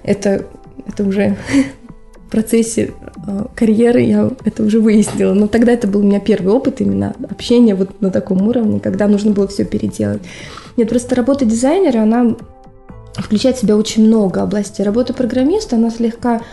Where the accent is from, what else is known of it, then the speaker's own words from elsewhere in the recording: Dnipro, Dnipropetrovsk Oblast, Ukraine; also born or lived in Murmansk, Russia / Petrozavodsk, Russia; now in Finland; я вообще сама с Украины, с Днепропетровска